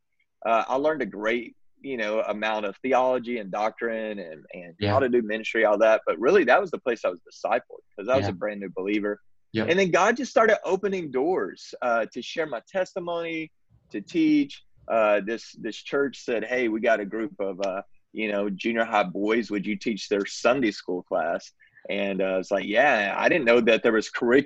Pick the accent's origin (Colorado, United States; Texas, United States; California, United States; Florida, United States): Texas, United States; I grew up in Texas, still reside in Texas.